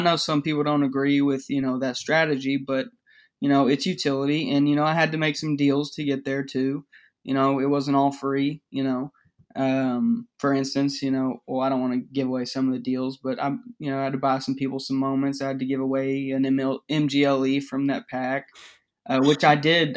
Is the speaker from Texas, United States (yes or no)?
yes; Dallas-Fort Worth area, Texas, United States; I'm from the Dallas-Fort Worth area, kind of.